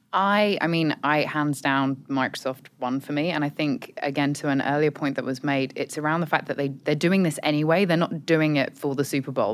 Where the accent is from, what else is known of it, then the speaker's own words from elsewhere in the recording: United Kingdom; accent: British; moved away; as you can tell from my accent, I'm British